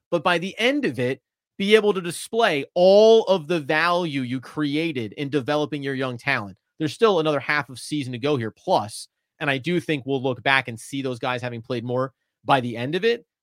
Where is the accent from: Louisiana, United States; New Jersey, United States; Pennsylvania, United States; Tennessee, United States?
New Jersey, United States; I grew up in New Jersey